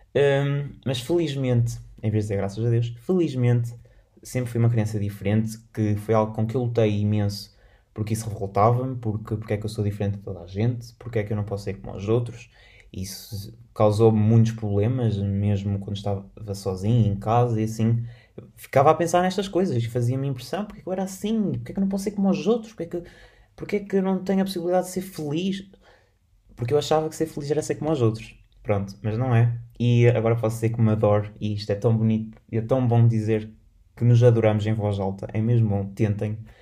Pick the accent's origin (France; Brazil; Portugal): Portugal; sou, sou, português, moro em Portugal